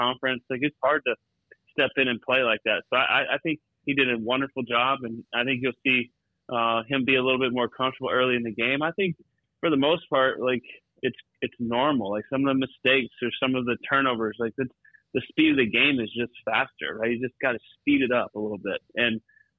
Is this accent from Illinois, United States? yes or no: no; Tuscola, Texas, United States; moved away as an adult; also born or lived in New York City / Washington, D.C. / San Francisco; growing up in Texas